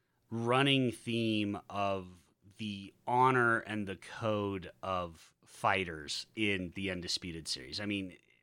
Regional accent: Utah, United States; moved away; as a white kid growing up in Utah

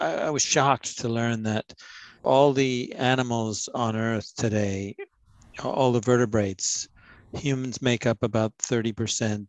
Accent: Ontario, Canada; moved away as an adult; also born or lived in United States; growing up in Ontario, where I live again now, I lived in the US for 30 years.

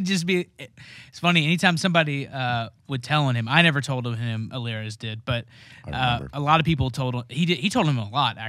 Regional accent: Ohio, United States; I'm from Ohio. We know. Everyone there's from Ohio.

